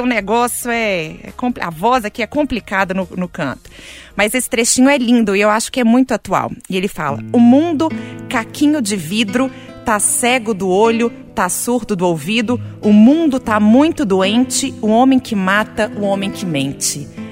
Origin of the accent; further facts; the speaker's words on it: Belo Horizonte, Minas Gerais, Brazil; Nascida e criada em Belo Horizonte